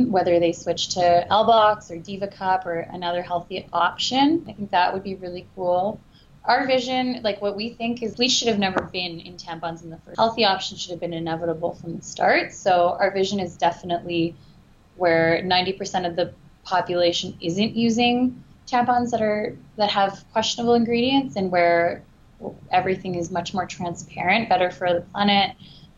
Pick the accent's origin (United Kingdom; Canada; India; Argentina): Canada; we're Canadian